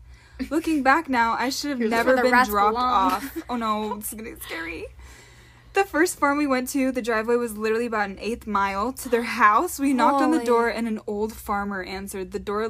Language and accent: English; Washington, United States; I was only used to the rain this time of year, being I was from Washington State.